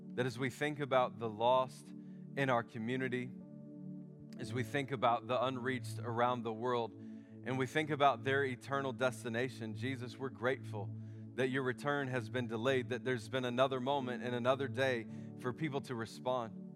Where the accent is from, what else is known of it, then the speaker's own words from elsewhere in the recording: United States; I'm an American